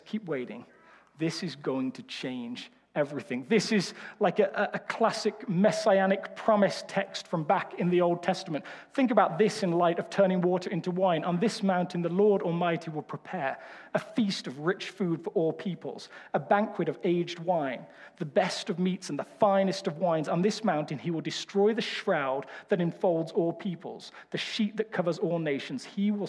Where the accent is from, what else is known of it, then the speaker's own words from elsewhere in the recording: England, United Kingdom; now in United States; As an English person